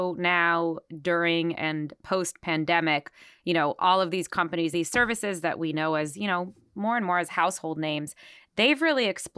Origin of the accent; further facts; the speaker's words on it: Israel; moved away; when I was growing up in Israel